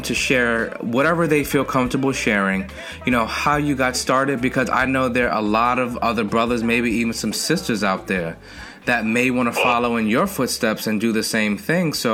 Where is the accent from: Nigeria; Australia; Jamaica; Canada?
Jamaica; Westmoreland; Westmoreland, Jamaica